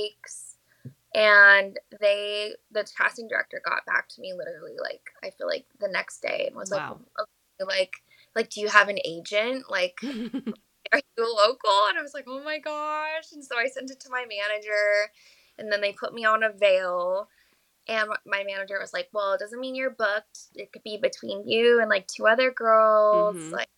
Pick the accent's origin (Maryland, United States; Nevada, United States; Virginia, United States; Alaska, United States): Nevada, United States; Las Vegas; I'm from Las Vegas, and I have a Las Vegas agency